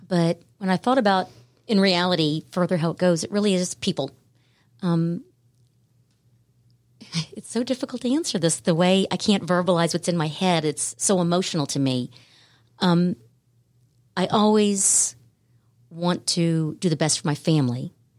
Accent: Jacksonville, Florida, United States; also born or lived in Savannah, Georgia; when I was very young, my parents moved to Jacksonville, Florida, and that is where I spent my formative years

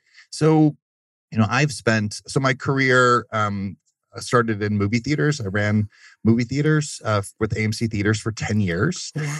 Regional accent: Germany; Fun fact, I grew up in Germany.

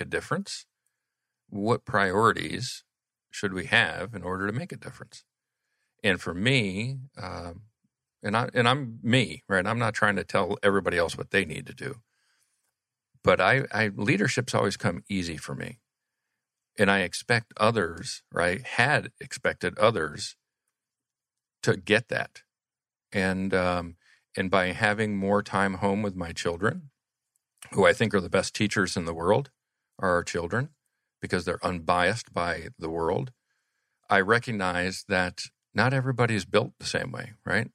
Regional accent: Atlanta, Georgia, United States; also born or lived in Kansas; we grew up in Atlanta together

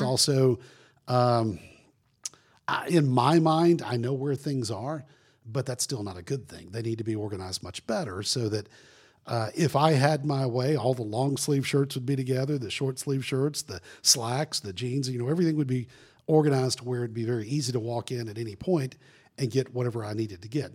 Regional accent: Florida Panhandle, United States; I grew up in the Panhandle of Florida

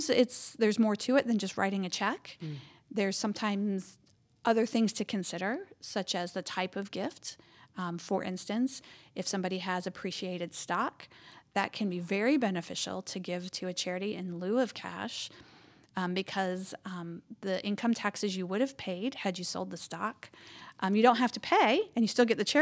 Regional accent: Cleveland, Georgia, United States; I grew up in Cleveland, Georgia, so in North Georgia, gateway to the mountains.

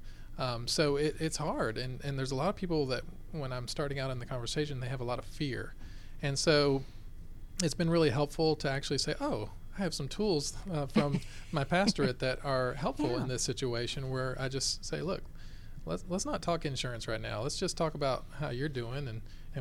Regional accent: Lilburn, Georgia, United States; I grew up here in Lilburn, Georgia

